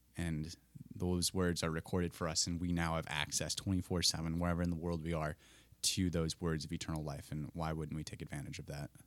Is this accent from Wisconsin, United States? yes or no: yes; Colfax, Wisconsin, United States; moved away as an adult; now in Twin Cities, United States; I hail from Colfax, Wisconsin, a little farming town between Menominee and Eau Claire, if you know the area at all. And, uh, that's the, the life I knew until moving to the Twin Cities